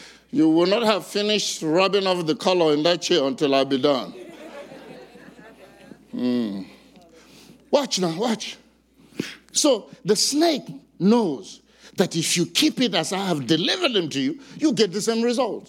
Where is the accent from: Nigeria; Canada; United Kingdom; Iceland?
Nigeria; I'm from Nigeria